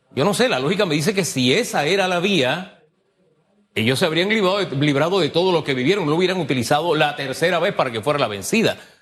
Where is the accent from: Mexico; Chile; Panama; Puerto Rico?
Panama